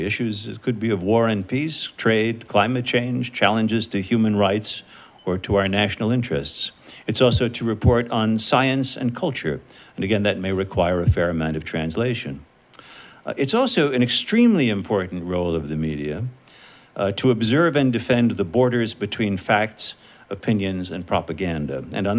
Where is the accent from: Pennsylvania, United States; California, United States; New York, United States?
New York, United States; New York City; where I grew up in New York City